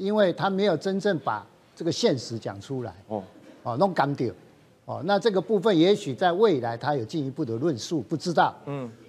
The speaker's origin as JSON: {"language": "Chinese", "country": "Taiwan", "said": "大家百分之七十以上的我们台湾人哈，还是希望这个维持现状啊。"}